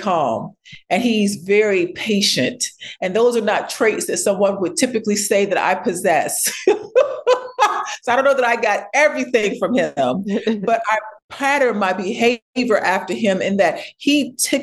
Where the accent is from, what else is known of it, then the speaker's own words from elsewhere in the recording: Ladson, South Carolina, United States; I was born in Ladson, South Carolina. It is a very, very rural place, like farmland